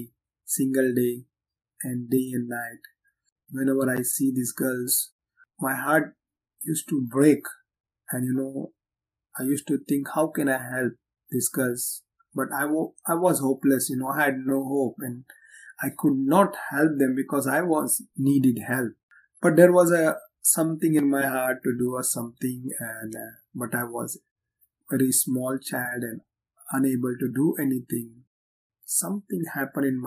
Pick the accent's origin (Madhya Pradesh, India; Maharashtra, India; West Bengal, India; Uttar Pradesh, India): Maharashtra, India; Mumbai; moved away as an adult; I was born and raised in the Red Light District of Mumbai, India, called Kamadipura